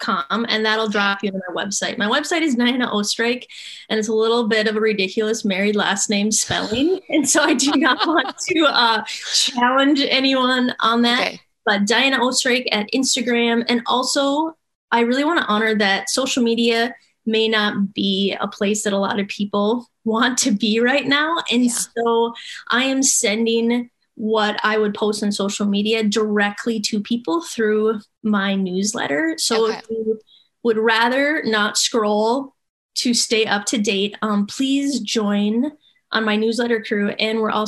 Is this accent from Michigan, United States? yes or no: no; Minnesota, United States; I'm from Minnesota and it's the land of the pine trees